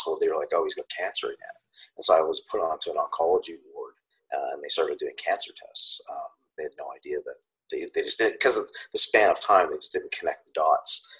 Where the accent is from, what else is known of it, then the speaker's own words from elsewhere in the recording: Canada; I'm Canadian